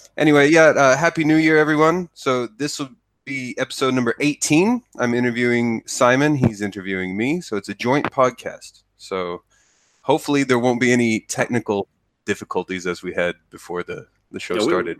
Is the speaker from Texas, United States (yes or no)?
yes; Texas, United States; moved away as an adult; now in Japan; I am originally from America in the state of Texas